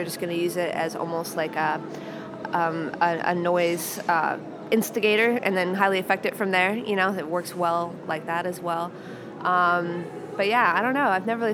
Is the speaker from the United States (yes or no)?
yes; Kansas City, Missouri, United States; now in Chicago, United States; I was born in Kansas City.